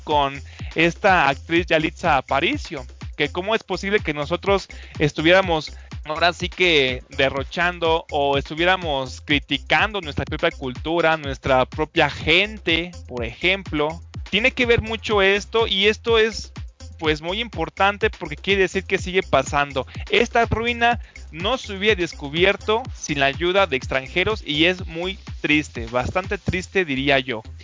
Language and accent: Spanish; Mexico; Nosotros como mexicanos